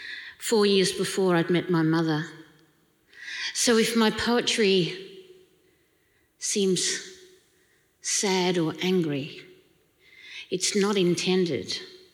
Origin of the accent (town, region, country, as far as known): Australia